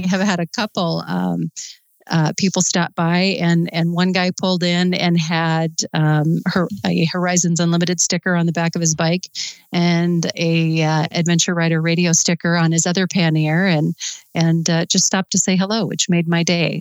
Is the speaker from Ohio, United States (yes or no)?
no; Sturgis, South Dakota, United States; I grew up in Sturgis and in high school